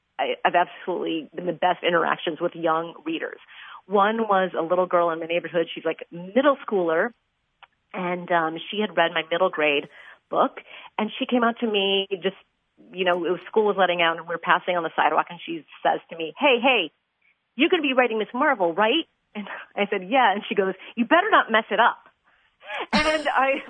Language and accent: English; Chicago, Illinois, United States; born or raised there